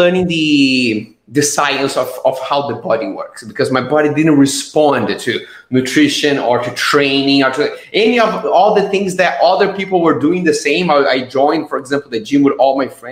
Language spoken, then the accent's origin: English; Brazil; now in Estonia; I am originally from Brazil. Right now, I live in Estonia.